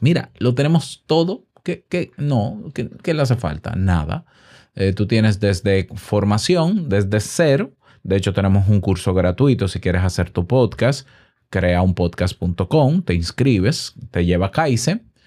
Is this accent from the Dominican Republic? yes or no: yes; Dominican Republic; mi podcast, que es dominicano, hecho en Santo Domingo